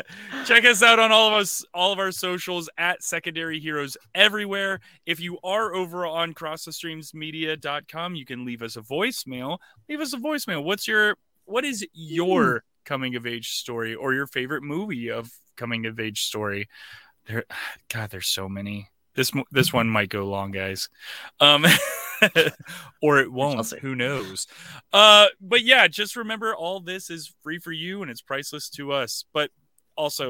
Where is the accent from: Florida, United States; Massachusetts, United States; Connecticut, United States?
Florida, United States; growing up in Florida